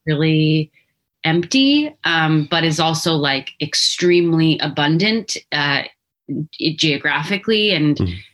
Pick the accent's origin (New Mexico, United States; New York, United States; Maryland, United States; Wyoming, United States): New Mexico, United States; Albuquerque; growing up in Albuquerque